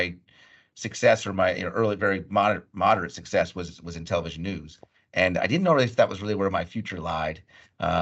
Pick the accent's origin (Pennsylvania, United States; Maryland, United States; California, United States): Pennsylvania, United States; Bucks County; also born or lived in Berkeley Heights, New Jersey; My formative years, really, if you will, from late elementary school through the end of high school and graduating high school, was in Bucks County, Pennsylvania, outside of Philadelphia